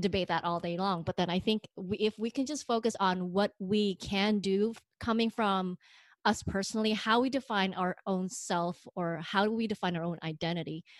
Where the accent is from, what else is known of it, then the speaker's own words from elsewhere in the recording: Indonesia; now in United States; I'm not an American, but I'm way too American for the Indonesians